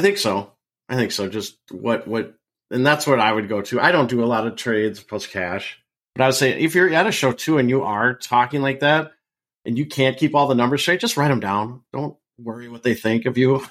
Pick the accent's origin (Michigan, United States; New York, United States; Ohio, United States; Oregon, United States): Oregon, United States; Portland; moved away; I'm originally from Portland